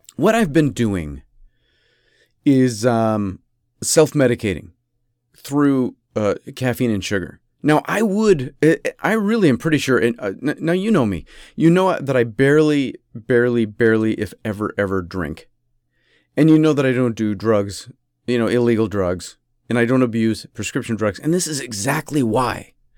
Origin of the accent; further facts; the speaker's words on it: United States; also born or lived in Rochester; I'm American. And the problem is, you know, I, I'm an American.